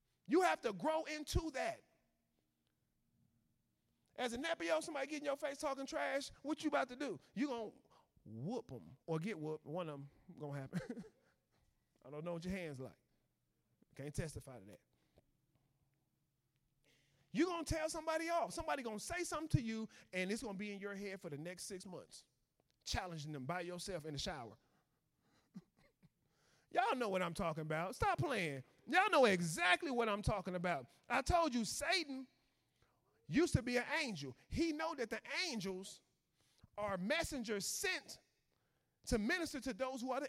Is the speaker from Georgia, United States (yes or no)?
no; Chicago, Illinois, United States; I was from Chicago